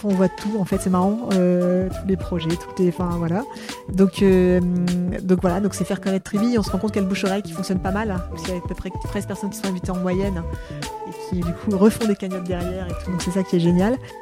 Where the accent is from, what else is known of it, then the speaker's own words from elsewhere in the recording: Saint-Josse, Hauts-de-France, France; moved away; j'ai grandi à Saint-Josse